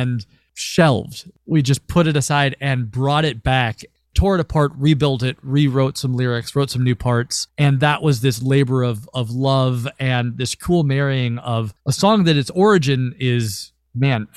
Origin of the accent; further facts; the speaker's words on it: Louisville, Kentucky, United States; I was born and raised in Louisville, Kentucky, so not too far from you all, I don't think. And I was there forever